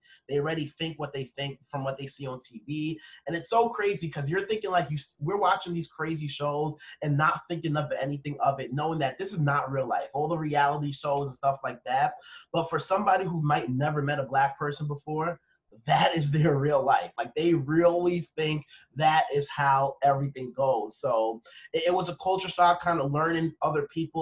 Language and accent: English; Long Island, New York, United States; I was raised in Long Island